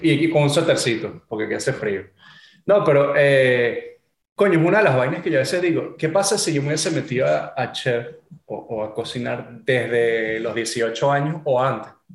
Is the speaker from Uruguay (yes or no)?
no; Venezuela; moved away; also born or lived in Florida, United States / California, United States; yo al final soy venezolano